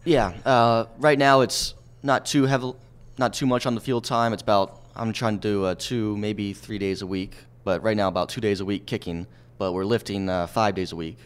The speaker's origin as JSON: {"language": "English", "town": "Lancaster", "region": "Pennsylvania", "country": "United States", "tie": "born or raised there", "moved": "as an adult", "lives_now": "Philadelphia, United States", "said": "my hometown area"}